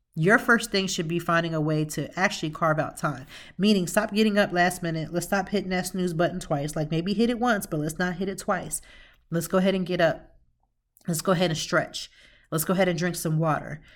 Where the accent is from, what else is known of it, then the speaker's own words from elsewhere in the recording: Lancaster, Pennsylvania, United States; now in Philadelphia, United States; originally, I'm from Lancaster, Pennsylvania